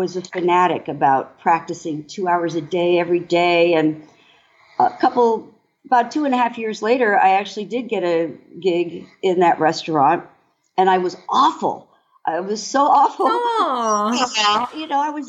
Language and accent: English; Washington, District of Columbia, United States; also born or lived in Weirton, West Virginia; I was born in Washington, D.C., in an army hospital.